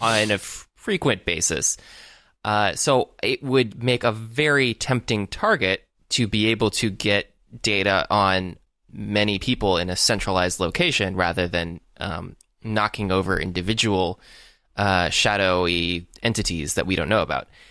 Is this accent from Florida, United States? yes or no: yes; Florida, United States; now in Los Angeles, United States; I am from Florida